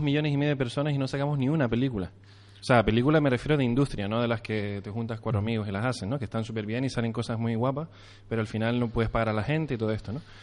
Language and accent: Spanish; Canary Islands, Spain; a nosotros como canarios